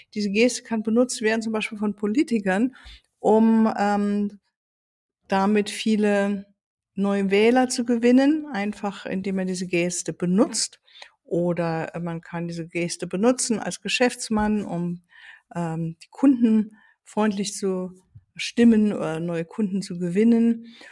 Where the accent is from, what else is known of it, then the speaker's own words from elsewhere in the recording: Germany; hier bei uns in Deutschland